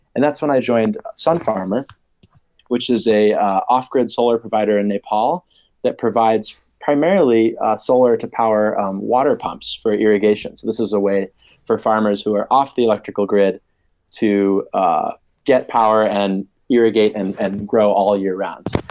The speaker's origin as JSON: {"language": "English", "region": "Maine", "country": "United States", "tie": "born or raised there", "moved": "as an adult", "lives_now": "Oxford, United Kingdom", "said": "growing up in Maine, I was always very sort of connected to nature and climate. Grew up in the sort of forested part of the state"}